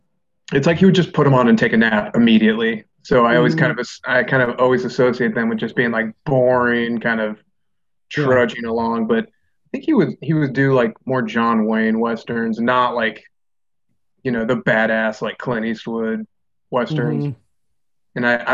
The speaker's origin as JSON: {"language": "English", "country": "Laos", "said": "No, I'm from Laos."}